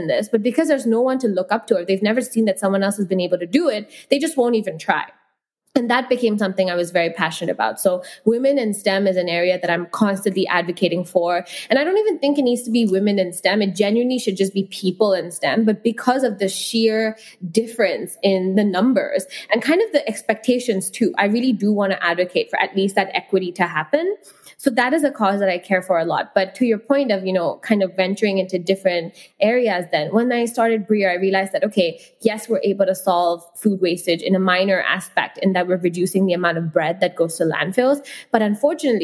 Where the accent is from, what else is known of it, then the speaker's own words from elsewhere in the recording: Hong Kong; also born or lived in India; I've grown up in Hong Kong and I've, you know, I come from India, a country which is massive